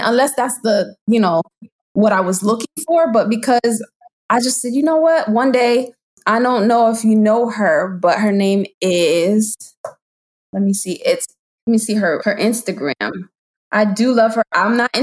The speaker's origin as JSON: {"language": "English", "town": "Hartford", "region": "Connecticut", "country": "United States", "tie": "born or raised there", "moved": "as an adult", "lives_now": "Maryland, United States", "said": "7 years ago, I moved to Maryland. I'm originally from Connecticut, Hartford"}